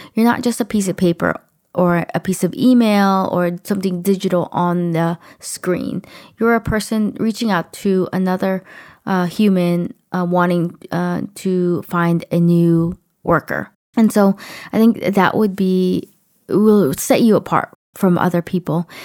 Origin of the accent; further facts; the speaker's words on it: United States; accent: American; also born or lived in Los Angeles; heard me as American